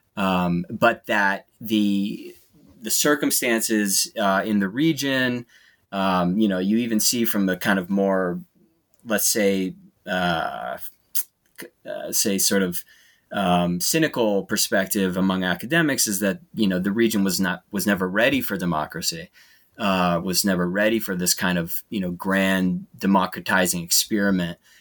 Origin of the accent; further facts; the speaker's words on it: United States; as an American.